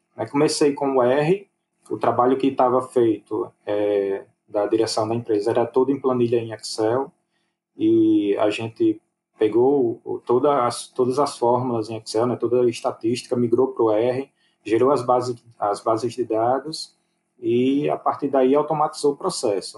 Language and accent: Portuguese; Aracaju, Sergipe, Brazil; eu sou de Aracaju